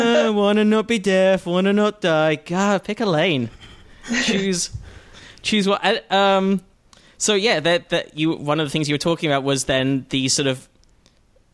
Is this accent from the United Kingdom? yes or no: yes; United Kingdom; I'm the British one.